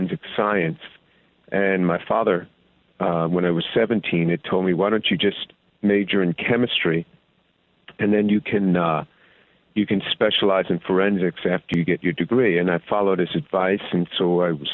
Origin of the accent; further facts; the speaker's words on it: just outside New York City, United States; grew up in a Jewish home just outside the city